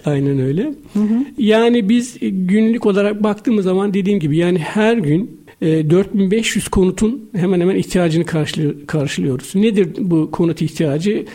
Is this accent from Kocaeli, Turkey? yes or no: yes; Karamürsel, Kocaeli, Turkey; Ben Karamürsel Kocaeli doğumluyum.